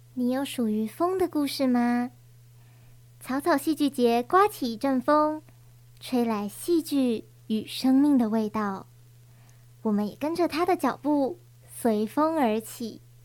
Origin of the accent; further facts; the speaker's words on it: Taiwan; first language Taiwanese Hokkien; 身为就是我们 本土的学生，我们也要很努力地，就是多去练习台语，或者是说把台语直接就当做我们生活的一部分